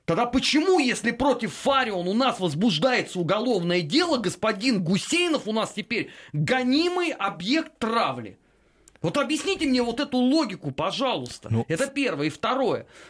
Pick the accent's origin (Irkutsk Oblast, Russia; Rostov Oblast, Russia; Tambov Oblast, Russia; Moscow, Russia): Moscow, Russia; я родился и вырос э, в Москве, причем даже не в первом поколении